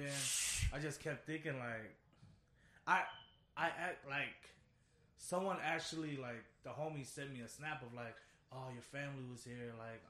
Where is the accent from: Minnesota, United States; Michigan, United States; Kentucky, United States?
Minnesota, United States; Minneapolis; So I'm from South Minneapolis. Uh-huh. I grew up South Minneapolis. I remember I used to stay, like, over north